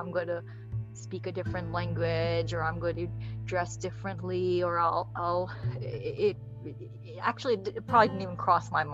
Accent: Florida, United States; born or raised there; also born or lived in Bangladesh / Kuwait

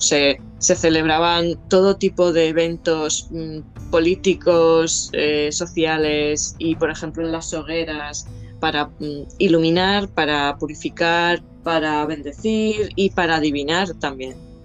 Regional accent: Jaca, Aragon, Spain; moved away; de pequeña, cuando vivíamos en Jaca

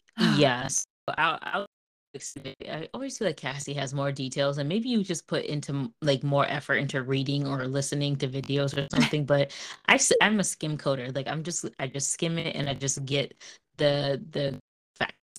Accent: Montville, United States; growing up in Montville, I fucking loved my neighbors

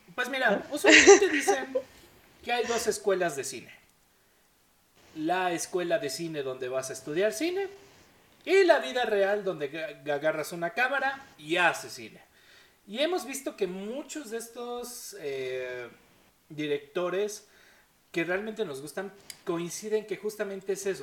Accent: Mexico; nosotros como mexicanos no tuvimos abuelitos que pelearon en la Segunda Guerra Mundial

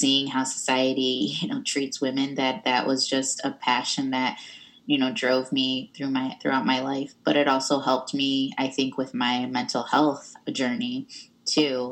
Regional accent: Michigan, United States; moved away; also born or lived in Pontiac, Michigan / Iowa; we moved from Pontiac, Michigan, which is where all my family was when I was about six, to a little town that was very homogenous.

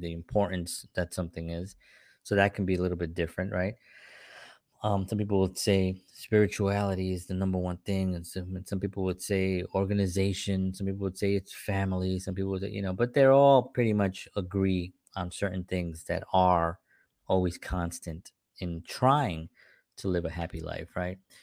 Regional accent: New York City, New York, United States; when I was growing up in the South Bronx

